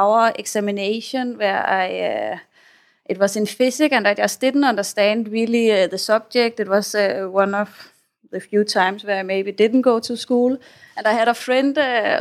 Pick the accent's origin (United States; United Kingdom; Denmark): Denmark; moved away as an adult; now in Thailand; I come from Denmark. I grew up in the Danish countryside.